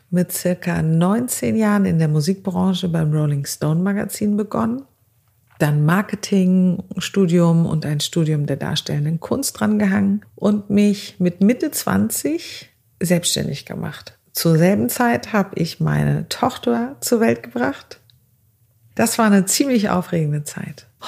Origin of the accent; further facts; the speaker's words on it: Azerbaijan; now in Germany; Ich bin 40 Jahre alt, armenischer Abstammung und ich wurde aber in Aserbaidschan geboren und bin dort in ganz, ganz einfachen Verhältnissen groß geworden.